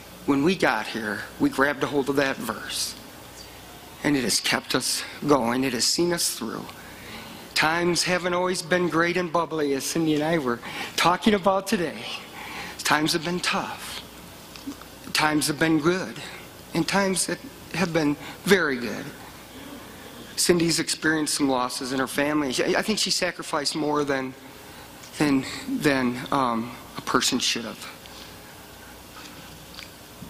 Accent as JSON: {"language": "English", "region": "Michigan", "country": "United States", "tie": "born or raised there", "moved": "as an adult", "lives_now": "Colorado Springs, United States", "said": "I'm from Michigan and I was living about 4 miles from the hospital I was born"}